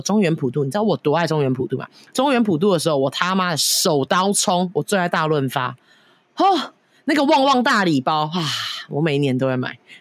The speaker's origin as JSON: {"language": "Chinese", "country": "Taiwan", "moved": "yes", "said": "我去年不是有那个返乡就回台湾吗"}